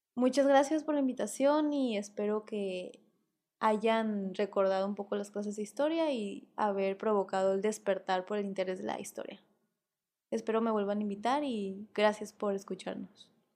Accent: Mexico

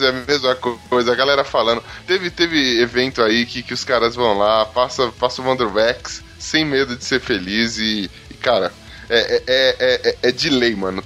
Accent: Brazil; Como brasileiro

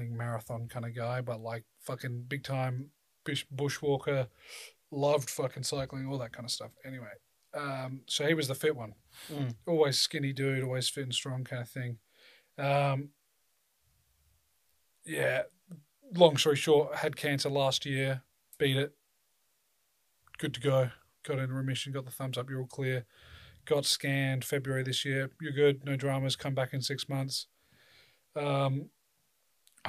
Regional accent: South Australia, Australia; I'm from South Australia

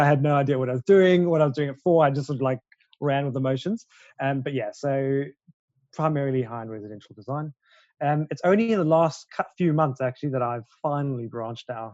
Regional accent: South Africa; now in London, United Kingdom; I am a South African-born interior designer living and working in London.

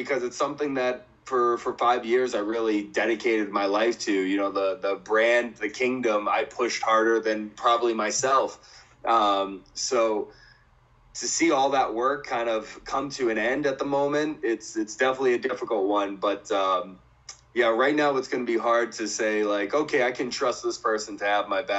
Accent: Boston, Massachusetts, United States; my hometown in Boston

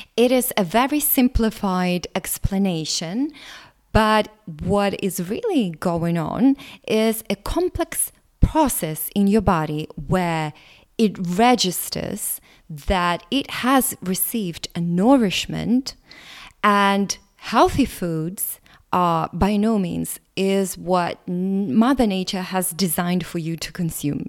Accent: Latvia; English is a second language; English is not my first language. My ethnicity is Russian, but I was born in Latvia

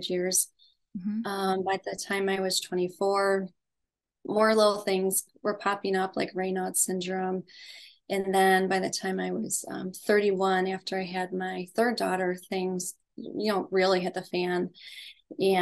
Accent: Western New York, United States; I grew up in Western New York in the US

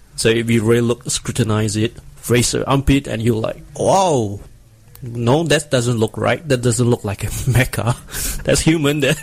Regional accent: Singapore; I'm a cosplayer from Singapore, this small little island below Malaysia.

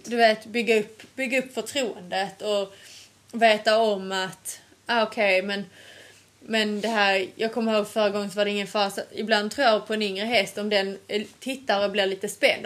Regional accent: Sweden; moved away; hemma i Sverige.

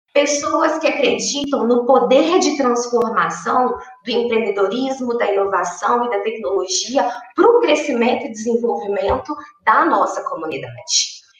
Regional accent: Uberlândia, Minas Gerais, Brazil; Eu sou aqui do interior de Minas Gerais e Berlândia

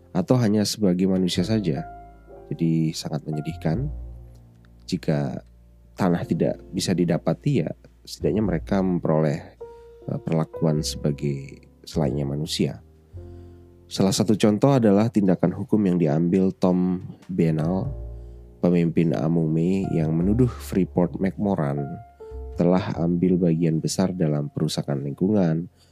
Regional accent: Lombok, West Nusa Tenggara, Indonesia; moved away as an adult; also born or lived in Yogyakarta; saya berasal dari Lombok, Nusa Tenggara Barat

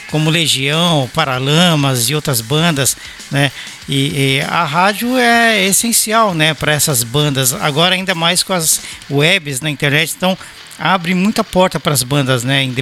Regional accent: São Paulo, Brazil; now in Belo Horizonte, Brazil; Você sabe que eu sou paulista, mas eu, eu moro em BH, né?

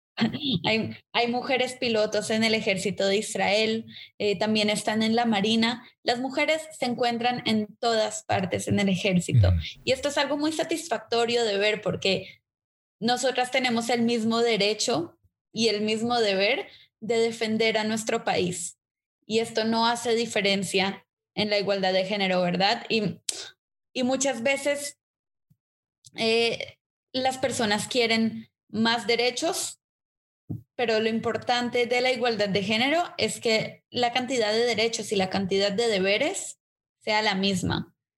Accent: Colombia; yo nací en Colombia como tercera generación nacida en Colombia.

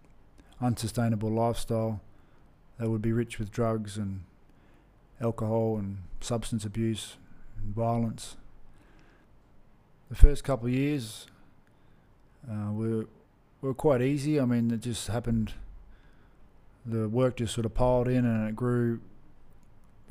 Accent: Brisbane, Queensland, Australia; growing up in Brisbane, Australia

